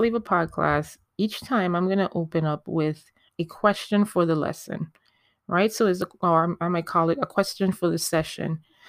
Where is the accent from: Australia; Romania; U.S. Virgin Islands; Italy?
U.S. Virgin Islands; You may hear me coming in and out of my accent, because I am a Caribbean. I am from the Virgin Islands. Hey, VI Massive.